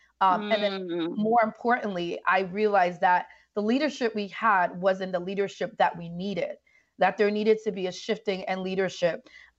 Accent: Bronx, New York, United States; And so growing up in the Bronx and just being a person that's seen violence and have experienced so much in life, living in the Bronx, poverty and fatherlessness and all that stuff

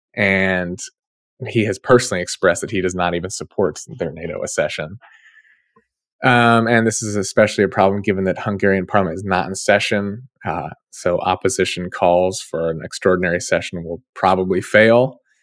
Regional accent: Ohio, United States; my home state

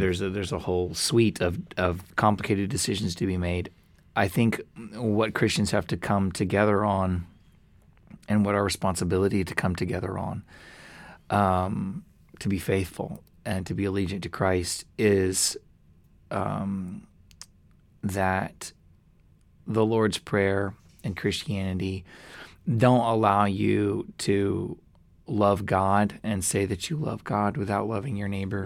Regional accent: United States; I'm so American in these ways and I despise it, but it's in my blood.

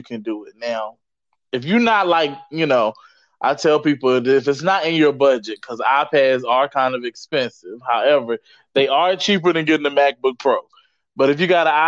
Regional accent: Virginia, United States; my home state of Virginia

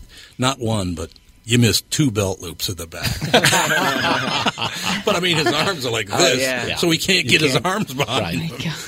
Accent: Minnesota, United States; I hardly ever make a positive comment about sports because I'm from Minnesota.

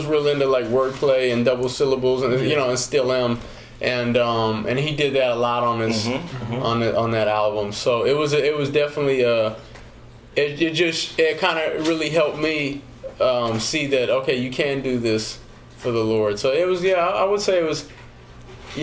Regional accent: Arizona, United States; I'm from Arizona

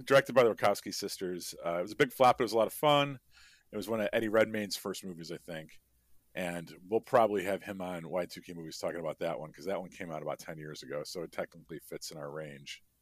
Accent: Chicago, Illinois, United States; I'm from Chicago

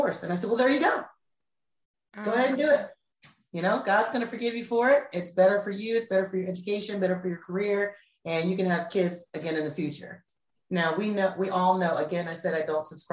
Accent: United States; moved away; also born or lived in North Carolina; I'm from the DMV area. For those of you who don't know, that's Washington, D.C., Virginia

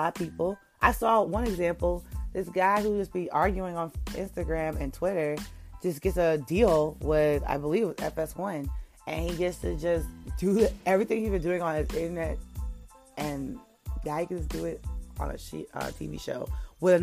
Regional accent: New York, United States; I'm from New York, so our high schools like to really get out around June

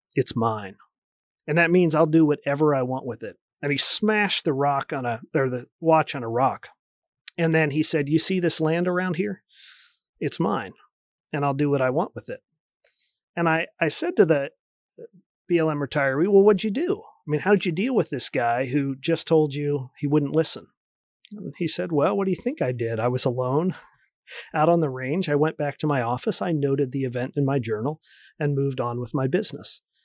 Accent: D.C., East Coast, United States; moved away as an adult; also born or lived in Oregon / Michigan; I grew up near Washington, D C

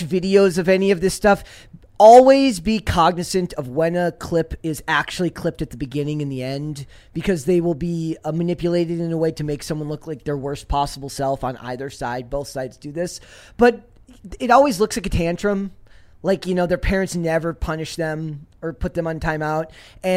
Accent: Saint Paul, Minnesota, United States; also born or lived in Woodbury, Minnesota; I grew up in St. Paul. I grew up in a suburb called Woodbury

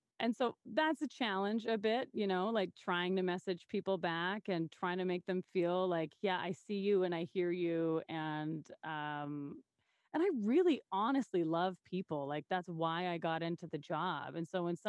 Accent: Saskatoon, Saskatchewan, Canada; what's great about my hometown is I grew up here

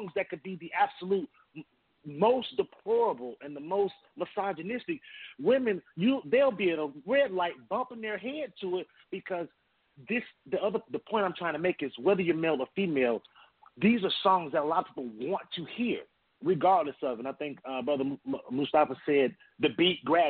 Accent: Atlanta, Georgia, United States; I was raised in Atlanta.

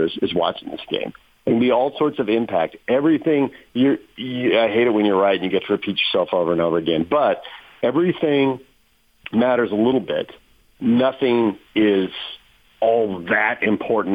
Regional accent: Southern California, United States; I grew up in Southern California

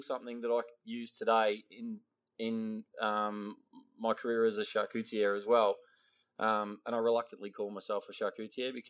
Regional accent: Ballarat, Victoria, Australia; I grew up in Western Victoria, in Ballarat.

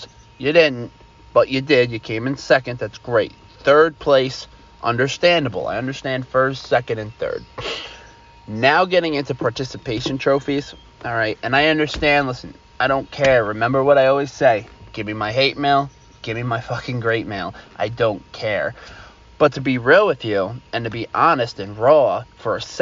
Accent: Long Island, New York, United States; I'm from Long Island

